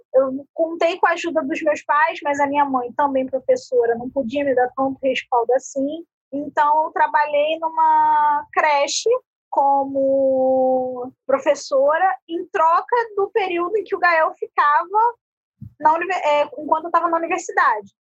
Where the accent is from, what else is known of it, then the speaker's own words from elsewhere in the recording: Rio de Janeiro, Brazil; eu sou do Rio de Janeiro